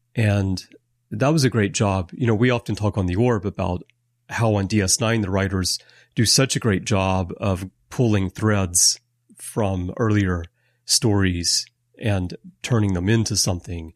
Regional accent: Alabama, United States; moved away as an adult; now in Japan; I have lived in Japan for twenty-five years, although I'm American, and I'm originally from Alabama.

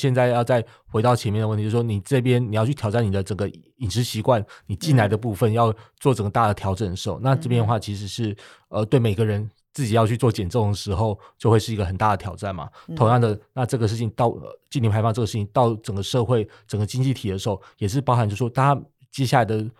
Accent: Taiwan; 那我们台湾为什么要做这件事情呢？就我们台湾这边到底是只是为了呃爱护北极熊吗？

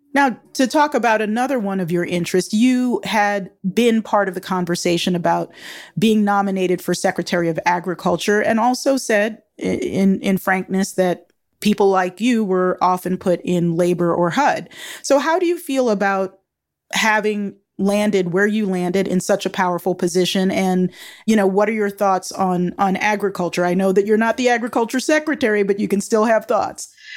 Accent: Baltimore, Maryland, United States; I grew up in Baltimore in the seventies and eighties

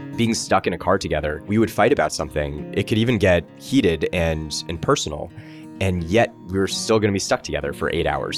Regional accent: Los Angeles, California, United States; I grew up in Encino, California.

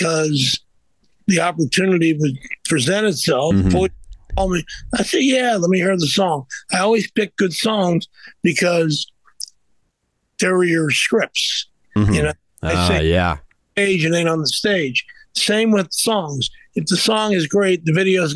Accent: Midwest, United States; I was from the Midwest, I had Midwest values

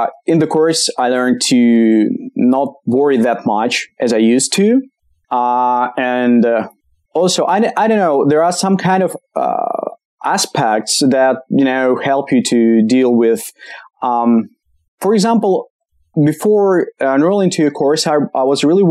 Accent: Kamchatka Krai, Russia; English is a second language; now in Moscow, Russia; Originally I'm from Kamchatka

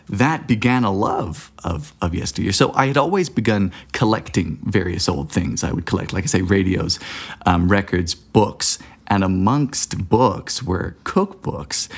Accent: Bermuda; moved away as an adult; now in United States; I was born and raised in Bermuda back in the, you know, the, the dark ages of the nineteen nineties.

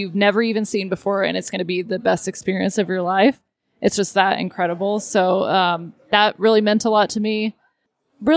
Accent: Texas, United States; I grew up in Texas

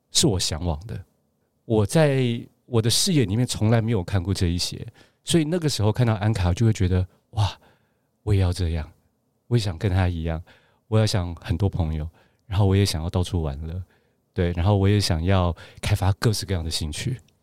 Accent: Gangshan, Kaohsiung, Taiwan; moved away as an adult; also born or lived in Taipei / Beijing; 我是冈山人，然后有时候又去台南，我外婆家在台南

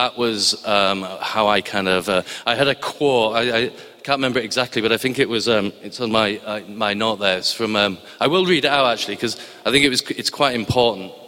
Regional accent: Barrow-in-Furness, North West England, United Kingdom; moved away; I come from a place called Barrow-in-Furness in Cumbria, which was in Lancashire when I was born, so forgive my accent.

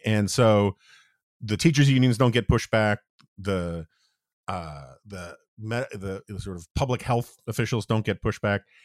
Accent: New York City, New York, United States; moved away; also born or lived in Washington, D.C.; I grew up in New York City in the seventies

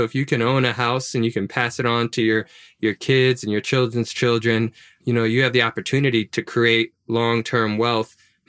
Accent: Baton Rouge, Louisiana, United States; Yeah, well, I never owned a home, never owned a house. My mom never owned her home or house.

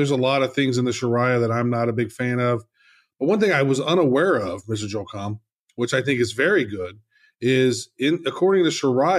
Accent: Cayman Islands; I am from the Cayman Islands.

